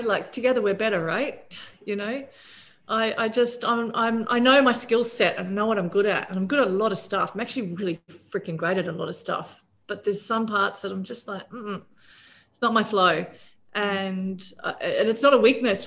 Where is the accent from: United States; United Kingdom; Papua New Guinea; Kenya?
Papua New Guinea; also born or lived in Australia; now in Bali, Indonesia; growing up in Papua New Guinea